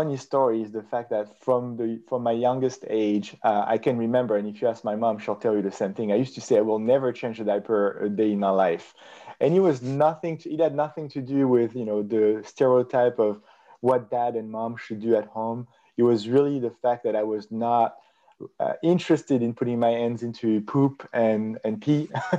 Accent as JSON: {"language": "English", "country": "South Africa", "said": "So Nico, I'm from South Africa"}